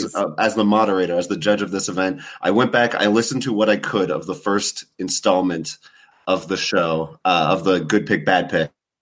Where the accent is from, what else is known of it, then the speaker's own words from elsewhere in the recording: Saint John, New Brunswick, Canada; now in Okotoks, Canada; I'm originally from St. John, New Brunswick.